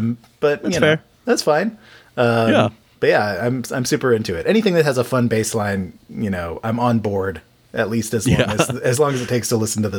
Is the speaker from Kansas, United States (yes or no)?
yes; Emporia, Kansas, United States; also born or lived in Wilmington, North Carolina; now in North Carolina, United States; as a person who was born and raised in Kansas